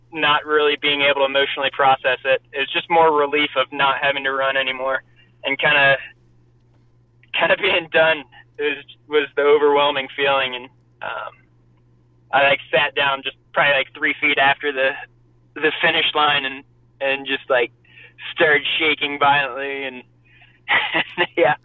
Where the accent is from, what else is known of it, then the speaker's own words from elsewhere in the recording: Columbus, Ohio, United States; I ran in high school in Columbus, Ohio